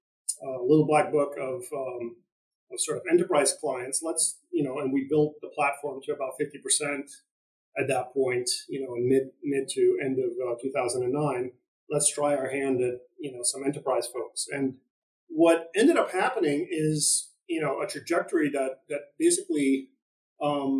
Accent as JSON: {"language": "English", "region": "East Coast", "country": "United States", "said": "I'm from the East Coast"}